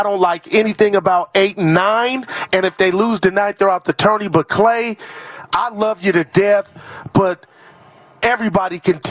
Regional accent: Union City, California, United States; I'm from Union City, the mean streets of California.

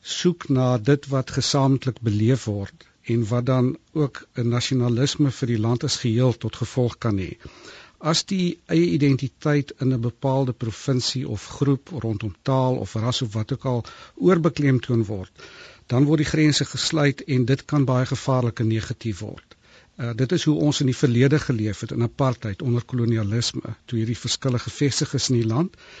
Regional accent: South Africa; also born or lived in Cape; ons is as Suid-Afrikaners

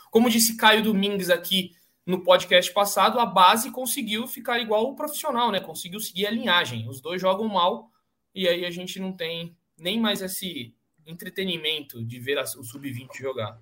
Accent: Cotia, São Paulo, Brazil; eu que sou de Cotia

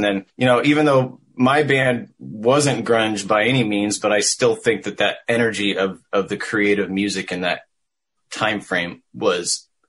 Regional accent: Vashon, Washington, United States; moved away as an adult; also born or lived in Orange County, California; now in East Coast, United States; I was born in... I say Seattle, Washington, but I was born and raised on a small island called Vashon Island right outside of Seattle.

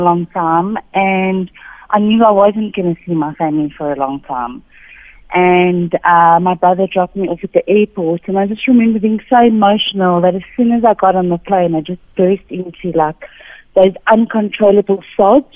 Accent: Cape Town, Western Cape, South Africa; now in Benoni, South Africa; Originally, originally from Cape Town.

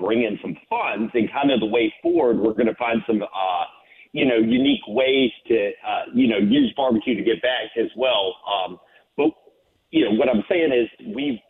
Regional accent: Chesterfield, Virginia, United States; born and raised in Chesterfield

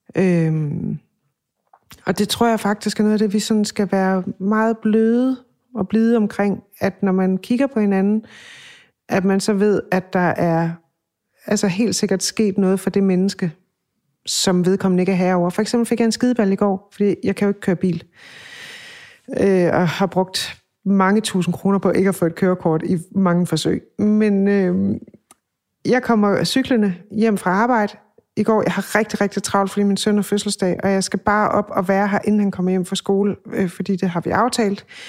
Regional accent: Funen, Southern Denmark, Denmark; moved away; hjemme på Fyn

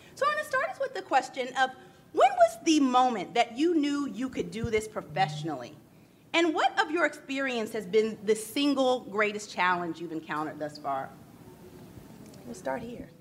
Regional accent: the South, United States; now in Northeast, United States; as a Southerner who lives in the Northeast

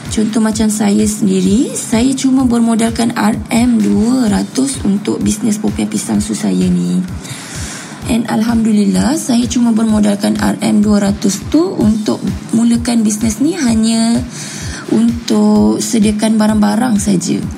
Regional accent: Ampang, Selangor, Malaysia; Saya berumur 29 tahun. Saya berasal dari Ampang. Saya adalah anak kedua dari tiga orang adik-beradik.

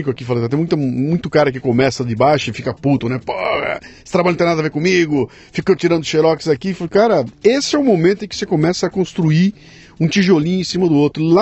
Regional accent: Caxias do Sul, Rio Grande do Sul, Brazil; also born or lived in Porto Alegre; Nasci em Caxias do Sul.

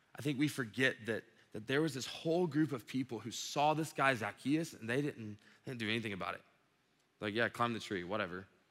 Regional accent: Dublin, Georgia, United States; I grew up in Dublin

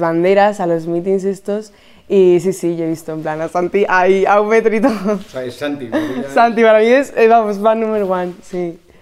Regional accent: Spain; soy española

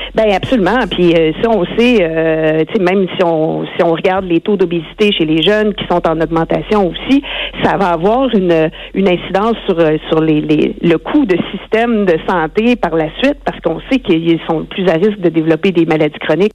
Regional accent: Rimouski, Quebec, Canada; je suis native de Rimouski

